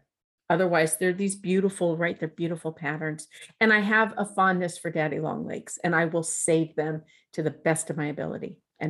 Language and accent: English; Alpine, United States; growing up in Alpine